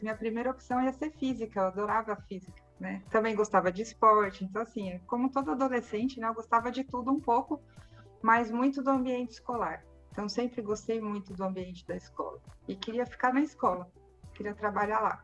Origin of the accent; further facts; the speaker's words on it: São Paulo, Brazil; Eu sou de São Paulo mesmo. É, eu nasci em São Paulo e morava ali na Zona Norte, no Jaçanã.